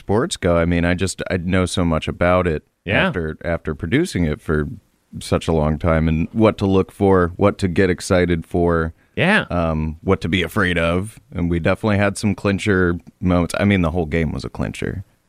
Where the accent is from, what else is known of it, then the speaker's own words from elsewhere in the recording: Virginia, United States; I am from Virginia.